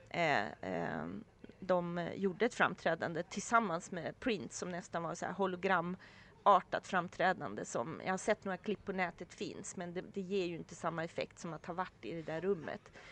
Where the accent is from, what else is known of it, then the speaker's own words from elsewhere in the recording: Sweden; så berättade vi för taxichauffören att vi var från Sverige och hade varit här för de här dagarna.